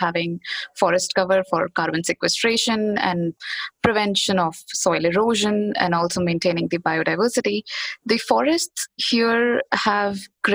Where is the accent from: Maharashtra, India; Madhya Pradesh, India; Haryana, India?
Madhya Pradesh, India; Bhopal; I'm in India. I'm in my hometown, Bhopal, which is the central part of the country.